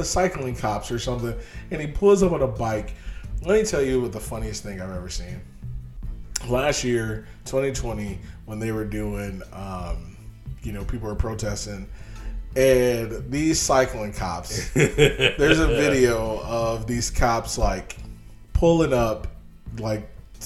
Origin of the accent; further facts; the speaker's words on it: United States; I'm an American